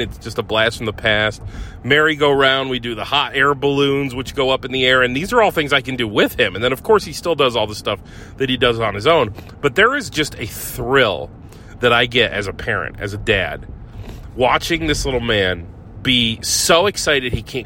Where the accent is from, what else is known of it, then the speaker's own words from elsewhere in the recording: Ohio, United States; moved away; I grew up in Ohio